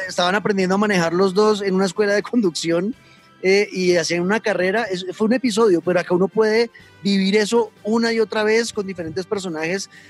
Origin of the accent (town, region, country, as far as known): Colombia